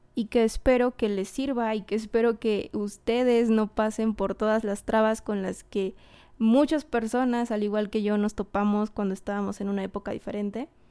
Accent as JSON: {"language": "Spanish", "country": "Mexico", "said": "yo soy mexicana"}